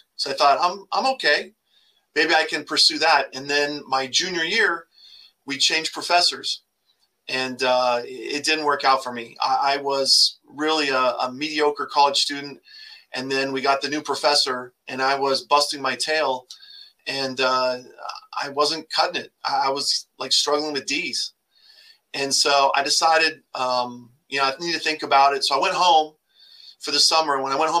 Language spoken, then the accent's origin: English; Grand Junction, Colorado, United States; born or raised there; also born or lived in Hemet, California